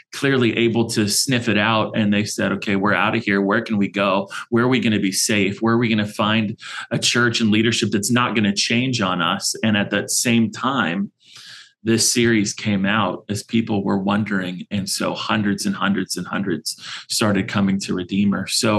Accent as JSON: {"language": "English", "region": "California", "country": "United States", "lives_now": "Arizona, United States", "said": "and we live here in Arizona. We're transplants from California, so don't hold that against us"}